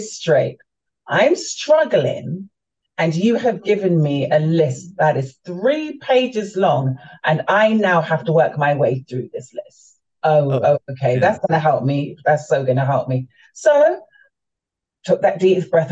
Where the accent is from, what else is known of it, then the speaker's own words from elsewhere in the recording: London, United Kingdom; moved away as an adult; also born or lived in Florida, United States / Jamaica; now in Maryland, United States; I was born and raised in London, my family are from the Caribbean. They're from Jamaica